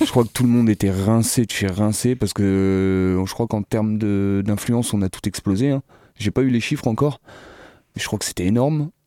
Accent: Sillé-le-Guillaume, Pays de la Loire, France; je suis originaire de Sille guillaume

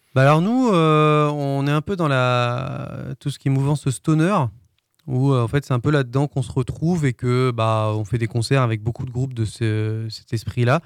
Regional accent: Brest, Brittany, France; moved away as an adult; also born or lived in Le Mans; Je viens de Brest.

